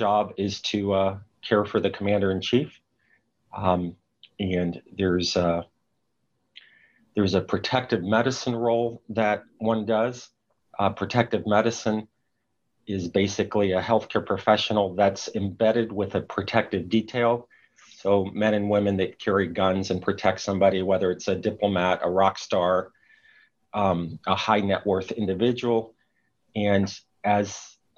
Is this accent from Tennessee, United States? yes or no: yes; Chattanooga, Tennessee, United States; moved away as an adult; also born or lived in Southern California; I grew up near Chattanooga, Tennessee, went off to medical school at age 19 in Southern California.